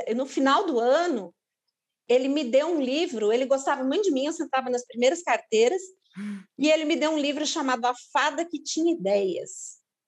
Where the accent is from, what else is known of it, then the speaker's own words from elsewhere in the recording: São Paulo, Brazil; eu sou de São Paulo, minha família é de lá